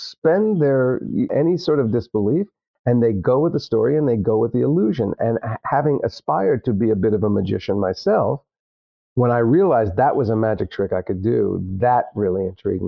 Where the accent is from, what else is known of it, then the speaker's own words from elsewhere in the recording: New Jersey, United States; I grew up in Jersey.